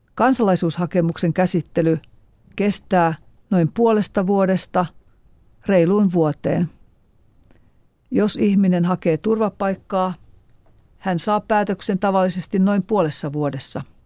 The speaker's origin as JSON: {"language": "Finnish", "region": "Eastern Finland", "country": "Finland", "tie": "born or raised there", "said": "Minä olen kotoisin Itä-Suomesta."}